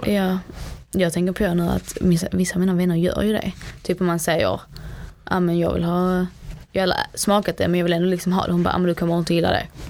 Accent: Sweden; Jag är dock född i Sverige

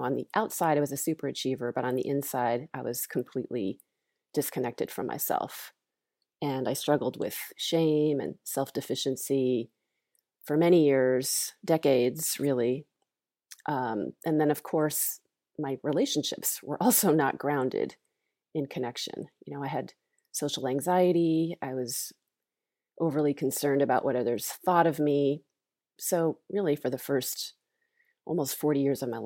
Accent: Longmeadow, Massachusetts, United States; I grew up in Longmeadow, Massachusetts

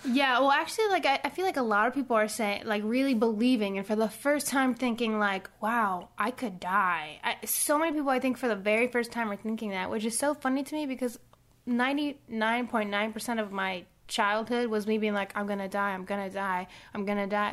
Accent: Puerto Rico; growing up in Puerto Rico

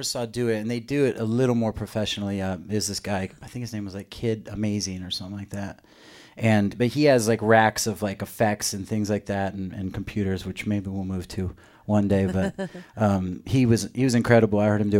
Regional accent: Arizona, United States; why are you so ashamed to be from where you're from, which is Arizona?

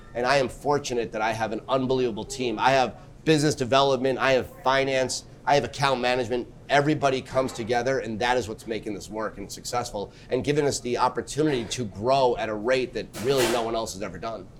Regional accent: New York, United States; I'm a New Yorker at heart, born and raised.

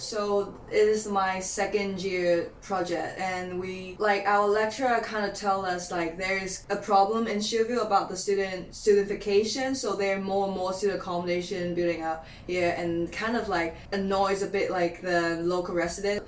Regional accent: Hong Kong; moved away as an adult; now in Newcastle, United Kingdom; I'm from Hong Kong

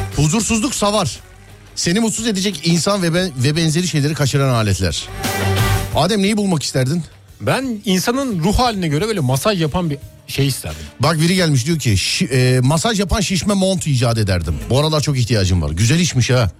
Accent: Istanbul, Turkey; Doğma büyüme İstanbullu birisi olarak

